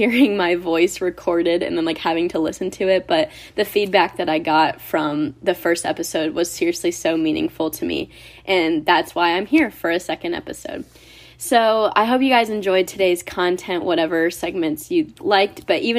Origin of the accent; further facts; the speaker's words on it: Ohio, United States; I've lived in the same house for 22 years, and it was a great place to grow up. I'm from Ohio.